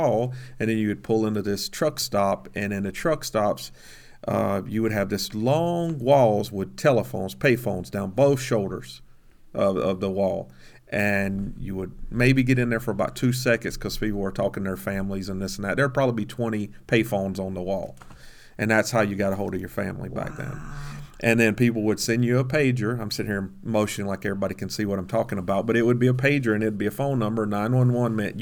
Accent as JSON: {"language": "English", "region": "South Georgia", "country": "United States", "said": "I was from Georgia, South Georgia"}